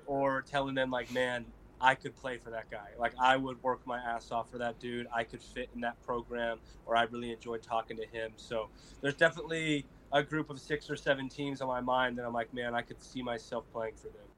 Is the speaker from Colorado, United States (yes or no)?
yes; Colorado, United States; I grew up in Colorado